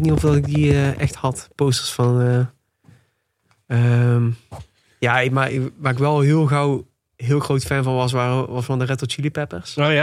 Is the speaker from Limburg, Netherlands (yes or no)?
no; Tilburg, North Brabant, Netherlands; Ik ben 26 jaar. En ik ben geboren en getogen in Tilburg. Nog steeds woonachtig ook